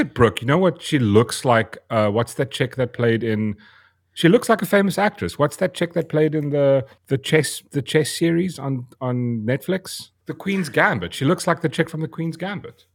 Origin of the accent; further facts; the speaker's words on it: South Africa; I am South African. That's, I was born here.